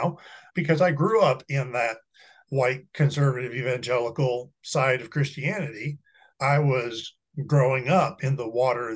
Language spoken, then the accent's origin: English; United States; I'm proud to be an American citizen